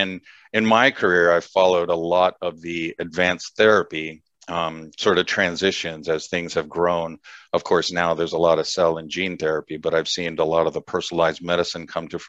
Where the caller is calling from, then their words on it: San Clemente, California, United States; So I am based in Southern California, so a little town called San Clemente, kind of right in between LA and San Diego.